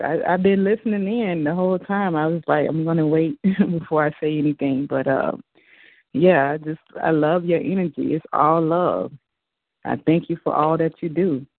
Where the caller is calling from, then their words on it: Jacksonville, Florida, United States; I'm calling from Jacksonville, Florida.